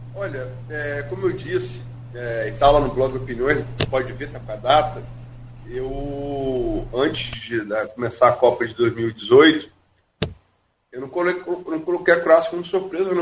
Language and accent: Portuguese; Brazil; sou brasileiro